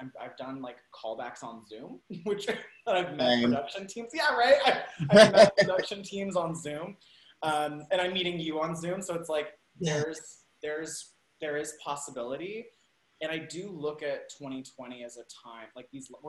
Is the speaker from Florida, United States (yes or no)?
no; Salt Lake City, Utah, United States; also born or lived in Spain / California / New York; now in Los Angeles, United States; I grew up in Utah in the 90s.